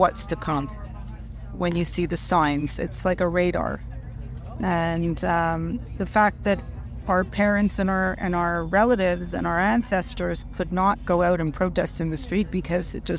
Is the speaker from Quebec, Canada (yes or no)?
yes; Montreal, Quebec, Canada; I'm also born and raised in Montreal